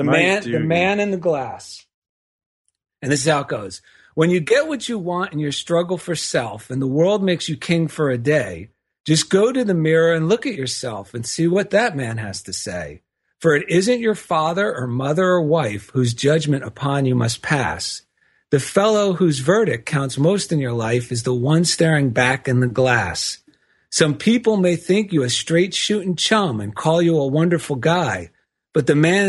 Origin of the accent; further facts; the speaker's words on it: East Coast, United States; accent: East Coast; hamming up my East Coast accent so it would think of what I thought was New York